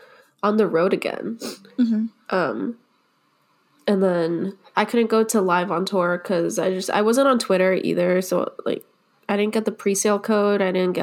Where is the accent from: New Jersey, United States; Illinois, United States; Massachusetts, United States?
Massachusetts, United States; Boston; So I'm from Boston